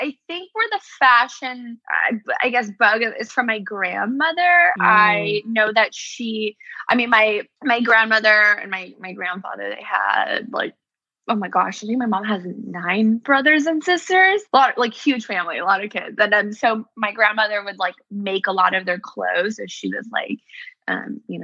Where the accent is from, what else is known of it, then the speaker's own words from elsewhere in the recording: Bay Area, California, United States; moved away as an adult; also born or lived in New York City / Los Angeles; I was born in New York City. Unfortunately, my dad passed away when I was little, so we had to leave New York and we moved out to the West Coast. So I grew up in the Bay Area